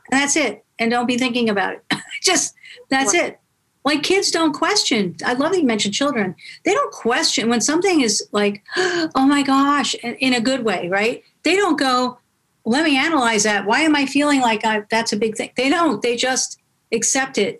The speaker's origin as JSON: {"language": "English", "region": "New York", "country": "United States", "moved": "yes", "lives_now": "California, United States", "said": "I'm from New York, but I'm living in, in California now"}